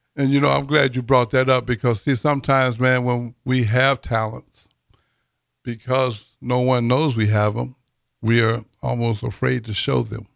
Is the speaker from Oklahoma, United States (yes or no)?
no; Texas, United States; now in Lincoln, United States; I'm from Texas